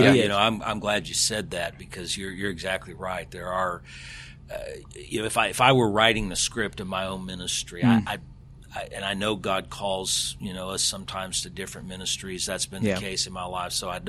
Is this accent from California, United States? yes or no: no; Alabama, United States; also born or lived in Texas; I was born in Texas, probably the only person from Texas that doesn't claim Texas as home. I claim Alabama as home.